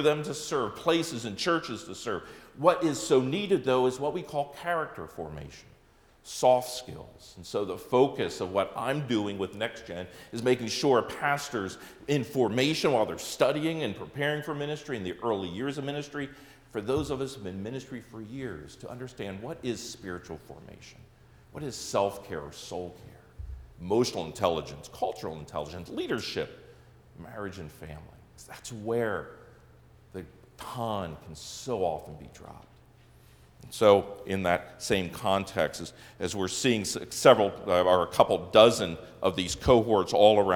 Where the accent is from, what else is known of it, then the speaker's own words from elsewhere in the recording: Lancaster County, Pennsylvania, United States; now in Wisconsin, United States; I grew up in Lancaster County, Pennsylvania, home of the Amish and Mennonite